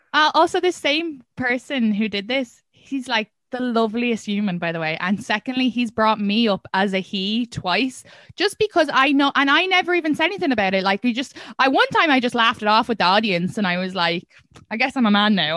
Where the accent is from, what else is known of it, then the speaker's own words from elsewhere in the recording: Ireland; first language English; moved away as an adult; now in United States; I'm from Ireland